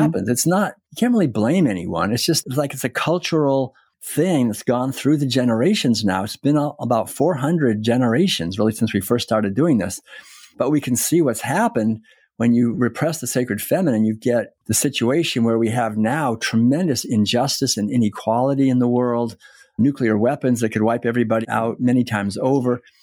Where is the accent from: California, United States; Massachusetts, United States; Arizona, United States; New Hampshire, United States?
Massachusetts, United States; Concord; moved away as an adult; I was born and raised in Concord, Massachusetts